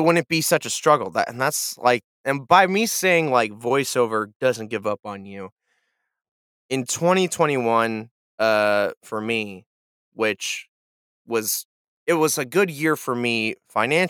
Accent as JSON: {"language": "English", "town": "Kansas City", "country": "United States", "also_born_or_lived": "Nashville", "moved": "yes", "said": "I'm a guy from Kansas City"}